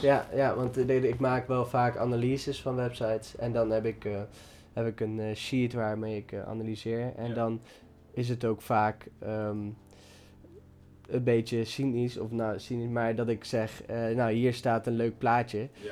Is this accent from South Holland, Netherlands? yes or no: no; Dieren, Gelderland, Netherlands; waar ik vandaan kom, dieren